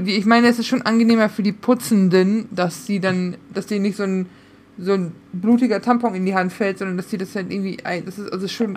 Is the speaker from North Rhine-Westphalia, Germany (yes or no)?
yes; Münsterland, North Rhine-Westphalia, Germany; moved away; ich bin aus dem Münsterland. Nicht viel ist katholischer als wir